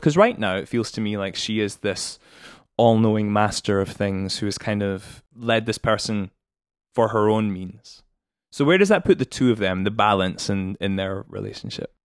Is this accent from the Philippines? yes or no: no; United Kingdom; as a British person